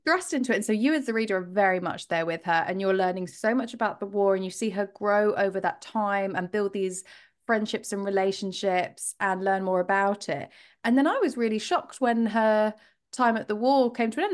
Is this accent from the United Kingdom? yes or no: yes; United Kingdom; we're British